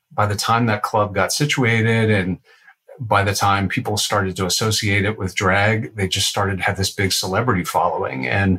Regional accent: Washington, District of Columbia, United States; now in Atlanta, United States; I came from Washington, D.C., and it's a city that has a lot of transitional people living there.

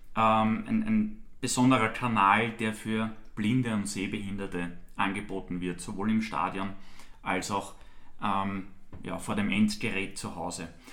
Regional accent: near Untersiebenbrunn, Lower Austria, Austria; Also ich bin direkt neben Untersimbrunn aufgewachsen

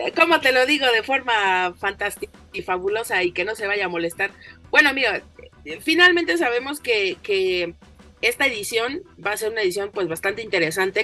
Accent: Mexico; nuestra propia identidad como mexicanos

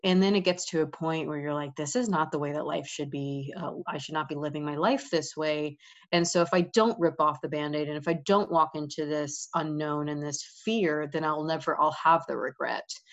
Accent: New York, United States; moved away as an adult; also born or lived in Florida; I grew up in New York.

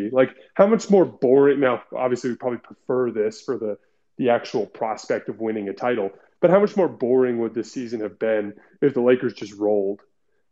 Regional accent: Tucson, Arizona, United States; I'm from Tucson, Arizona. I didn't grow up in an NBA city.

